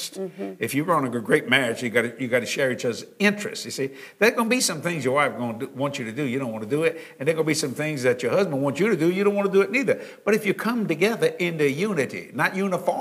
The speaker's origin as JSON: {"language": "English", "area": "Cajun", "region": "Louisiana", "country": "United States", "said": "I'm a Cajun"}